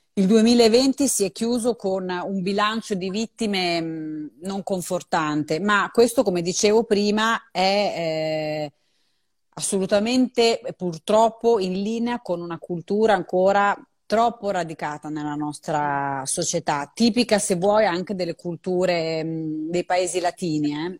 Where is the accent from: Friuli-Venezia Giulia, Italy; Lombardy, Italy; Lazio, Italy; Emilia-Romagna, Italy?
Emilia-Romagna, Italy; so fare un'unica cosa da romagnola